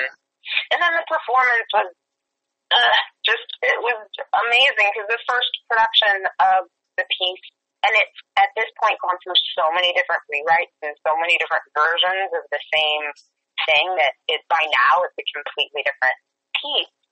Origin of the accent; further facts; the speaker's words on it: Creve Coeur, Missouri, United States; moved away as an adult; also born or lived in Albuquerque, New Mexico / Chicago / New York; I'm born and raised in a, a suburb of St. Louis